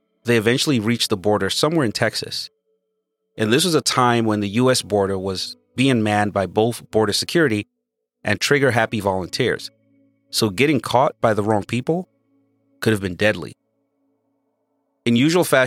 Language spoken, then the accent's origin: English; Nigeria; now in United States; I moved from Nigeria